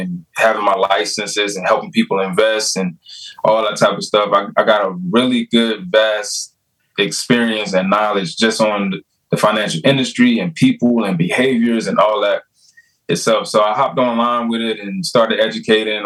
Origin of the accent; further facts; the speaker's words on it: South Georgia, United States; moved away as an adult; also born or lived in Delaware; I'm originally from Georgia, the dirty South, South Georgia. That's where I'm from